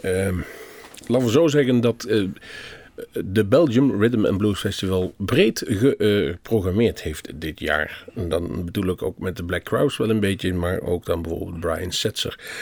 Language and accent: Dutch; Netherlands; toen wij uit Nederland kwamen